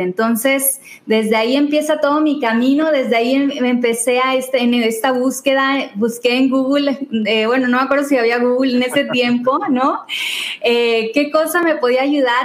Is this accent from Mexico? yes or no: yes; Tampico, Tamaulipas, Mexico; moved away as an adult; also born or lived in Mexico City; yo soy de Tampico